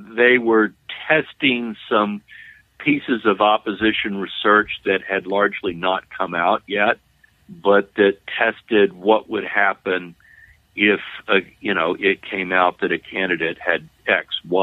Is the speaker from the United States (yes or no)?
yes; Louisiana, United States; Louisiana is my home state